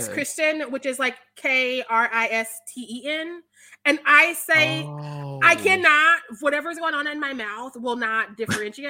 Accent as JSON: {"language": "English", "region": "Missouri", "country": "United States", "said": "I'm from Missouri"}